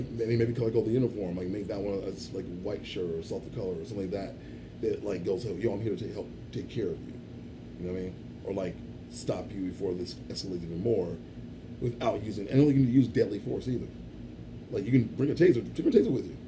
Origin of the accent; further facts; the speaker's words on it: Chicago, Illinois, United States; I grew up on Southside Chicago too, raised by a black family